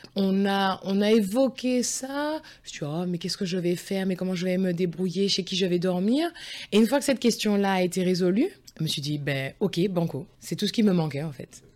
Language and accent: French; near Lyon, Auvergne-Rhône-Alpes, France; moved away as an adult; also born or lived in Saint-Mandé, France / Scotland / Saint Petersburg, Russia / Paris region, France; Je suis née à Saint-Mandé, donc euh, c'est juste limitrophe du 12e arrondissement de Paris. Je suis née en région parisienne. Et j'ai grandi à côté de Lyon.